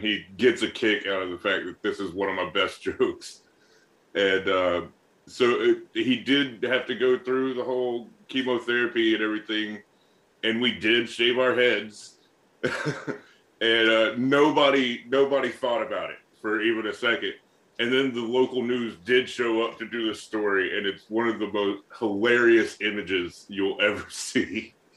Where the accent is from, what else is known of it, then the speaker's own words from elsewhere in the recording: North Alabama, United States; now in Boston, United States; I come from a nice uh, small town in North Alabama